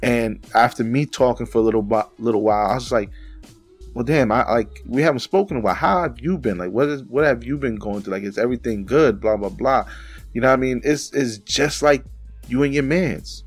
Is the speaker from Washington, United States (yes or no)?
no; New York City, New York, United States; now in Pennsylvania, United States; we're both from the Bronx, we're from different parts of the Bronx and we didn't meet until we came up here to P